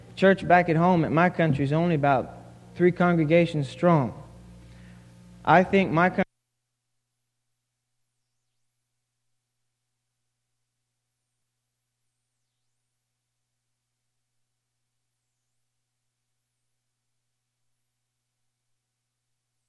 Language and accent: English; Samoa; moved away as an adult; now in United States; I am from Western Samoa